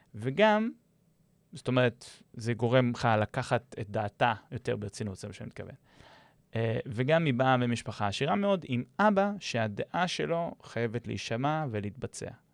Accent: Israel

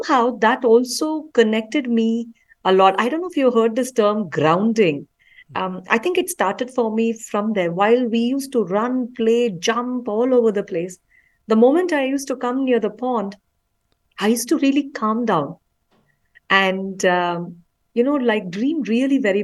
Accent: Bangalore, Karnataka, India; I actually grew up in Bangalore City

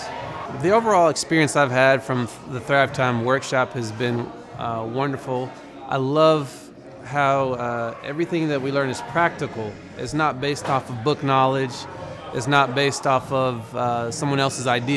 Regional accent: Broken Arrow, Oklahoma, United States; I'm from Broken Arrow, Oklahoma.

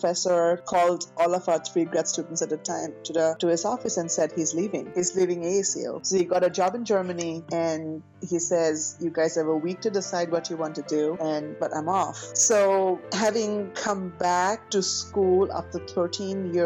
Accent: India; being an Indian girl, you know, with an Indian mentality

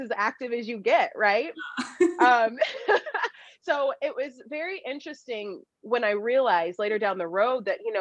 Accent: Dallas, Texas, United States; I'm from Dallas, Texas

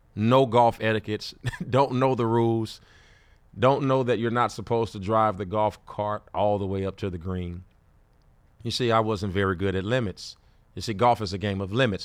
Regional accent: Gary, Indiana, United States; also born or lived in Fort Wayne, Indiana; I grew up in Gary, Indiana

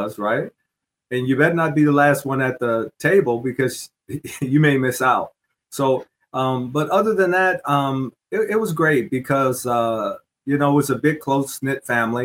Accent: Southwest Michigan, United States; Southwest Michigan is home

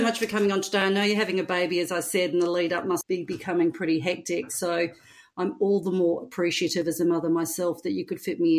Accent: Perth, Western Australia, Australia; my hometown, Perth

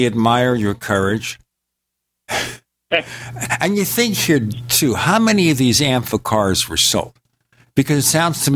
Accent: New York City, New York, United States; I was a kid from Brooklyn, New York

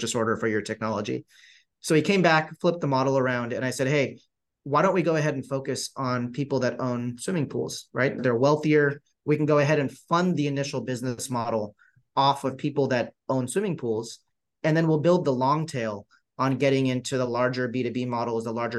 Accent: Southern California, United States; growing up in Southern California at his dad's pool and spa store

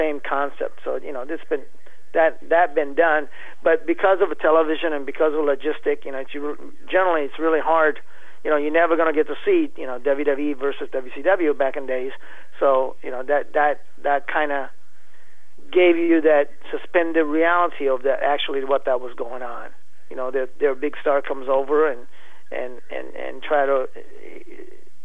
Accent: Japan; now in Iowa, United States; I'm from Japan, I'm fluent in Japanese

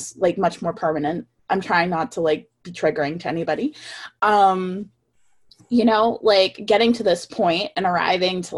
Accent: Deep South, United States; I was born in the Deep South.

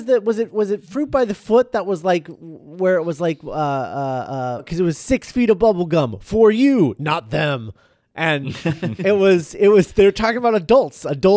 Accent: United States; But I remember growing up in the States, and there was like a blackjack's gum

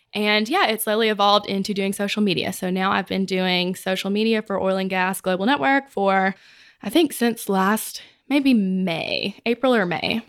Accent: Mississippi, United States; moved away as an adult; now in Texas, United States; I'm from Mississippi, where our company's in Mississippi, and I'm a Texan by eleven months

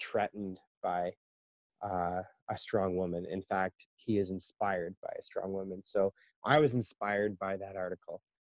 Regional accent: Canada; moved away as an adult; now in China; I am a Canadian, and I am currently living in China

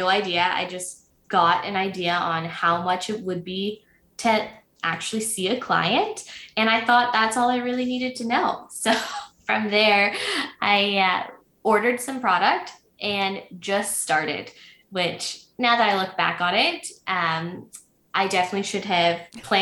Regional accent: Prince Edward County, Ontario, Canada; moved away as an adult; now in Belleville, Canada; I was born and raised in Prince Edward County, which is the hot spot in Ontario lately

